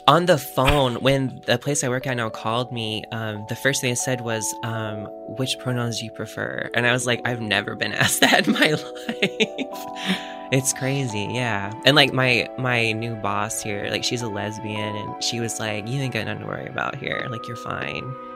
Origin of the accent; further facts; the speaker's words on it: Florida, United States; moved away as an adult; now in San Diego, United States; I'm from Florida